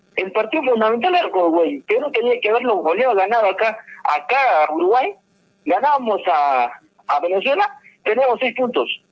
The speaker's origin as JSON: {"language": "Spanish", "country": "Peru", "said": "como peruano"}